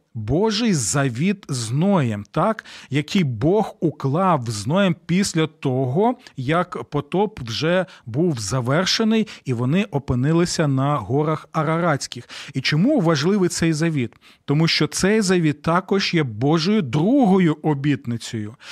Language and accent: Ukrainian; Ukraine; у нас в Україні